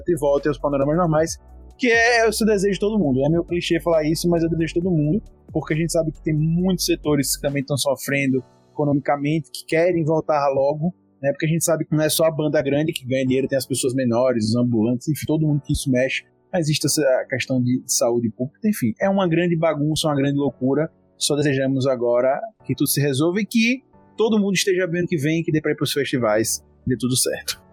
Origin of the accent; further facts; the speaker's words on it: Brazil; sou brasileiro